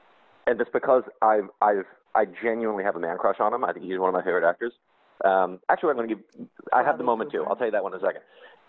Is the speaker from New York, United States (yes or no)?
no; River Vale, New Jersey, United States; I grew up in Rivervale.